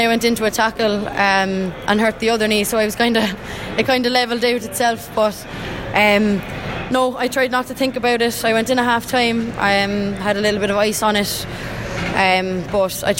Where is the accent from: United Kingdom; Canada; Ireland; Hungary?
Ireland; Cork, Munster; We grew up in Douglas Hall together.